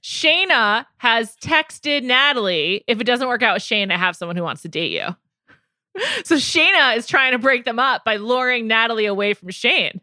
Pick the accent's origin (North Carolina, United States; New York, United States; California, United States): New York, United States; I went to high school in the Bronx